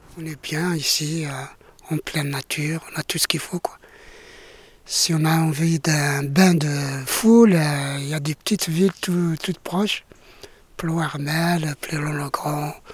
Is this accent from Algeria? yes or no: yes; Algeria; moved away as an adult; also born or lived in Paris, France; now in France; je suis euh, d'Algérie. Donc, je viens d'Algérie. J'ai quitté l'Algérie euh, en 2002 ah pour, m'installer en France. J'approchais la cinquantaine